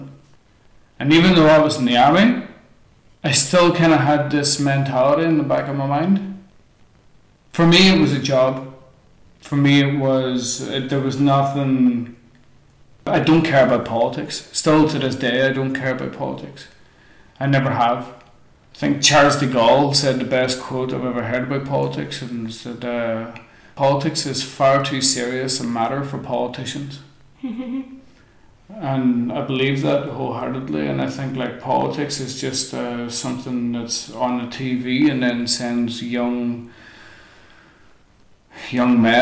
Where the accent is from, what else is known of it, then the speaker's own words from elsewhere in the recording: Strabane, Northern Ireland, United Kingdom; moved away as an adult; also born or lived in Berlin, Germany; my hometown